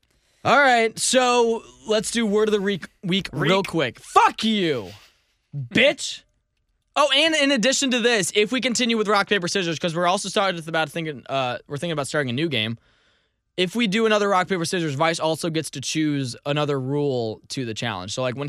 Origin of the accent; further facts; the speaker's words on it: United States; I am an American, sir.